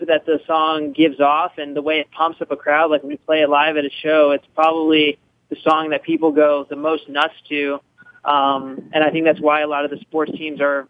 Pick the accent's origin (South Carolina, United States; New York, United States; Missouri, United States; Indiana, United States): New York, United States; now in Los Angeles, United States; I'm from New York